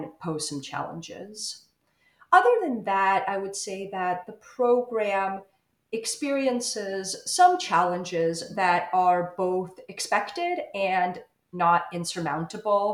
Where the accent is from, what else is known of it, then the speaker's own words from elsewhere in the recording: Ukraine; my home country of Ukraine